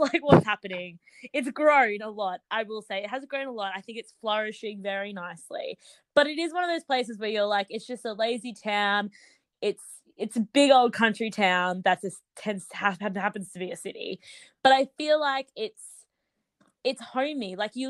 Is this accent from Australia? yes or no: yes; Brisbane, Queensland, Australia; moved away as an adult; now in London, United Kingdom